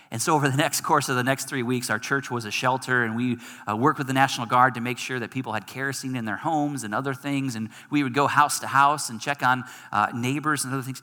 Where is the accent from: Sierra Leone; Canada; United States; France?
United States; Michigan; moved away; I'm from Michigan